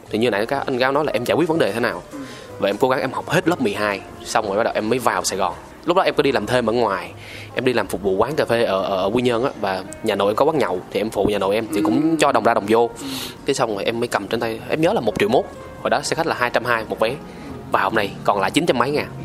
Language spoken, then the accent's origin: Vietnamese; Quy Nhon, Bình Định, Vietnam; moved away; tức là em ở trong này 10 năm rồi ờ, ờ, ờ. ờ. em quê quy Nhơn